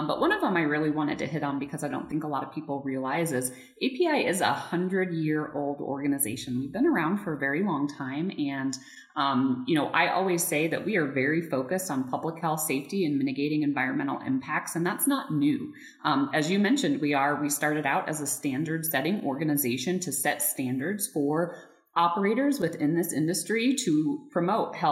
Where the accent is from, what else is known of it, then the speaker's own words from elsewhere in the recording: Colorado, United States; moved away as an adult; wanted to move back to Colorado. I've got three beautiful boys and really wanted to raise them here in my home state